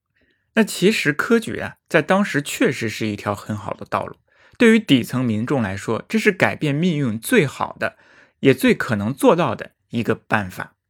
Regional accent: China; 还是来说一说我们中国人的父亲，

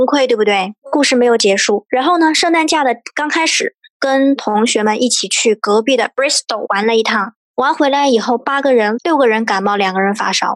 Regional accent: China; also born or lived in Exeter, United Kingdom; 我们中国人

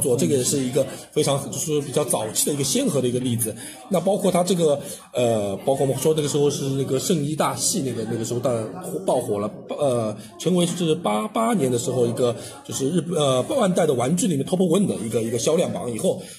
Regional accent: China; 我们中国人的感受更加大的话

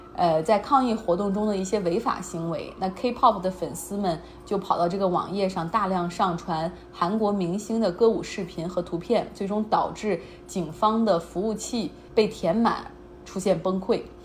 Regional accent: China; 我们中国人

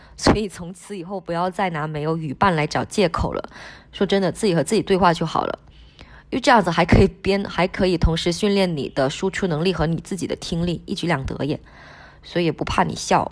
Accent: Wenchang, Hainan, China; first language Hainanese (Wenchang dialect); Chinese is a second language; also born or lived in Colombia; 其实我的第一语言是海南话，海南文昌话，我上小学才学的普通话

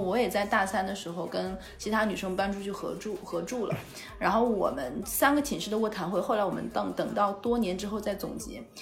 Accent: Jilin, China; moved away as an adult; also born or lived in Wuhan; 我是东北人嘛

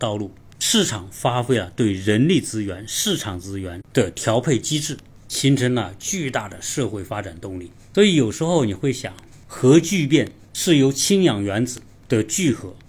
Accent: southern China, China; moved away as an adult; also born or lived in Changchun; 我本身是出生在南方。然后我要去吉林大学读书，

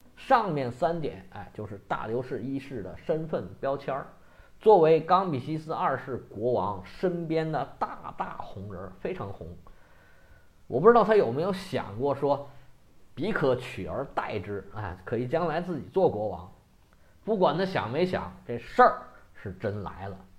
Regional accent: China; 我们中国人

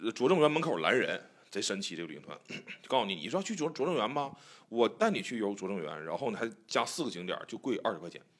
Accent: Northeast China, China; accent: Northeastern; 然后我俩亮出了东北口音，然后对他其实就是唬你

